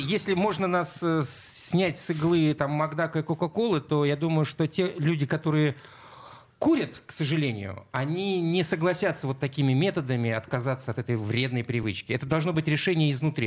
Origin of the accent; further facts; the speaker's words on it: Stavropol Krai, Russia; moved away; Я все детство провел там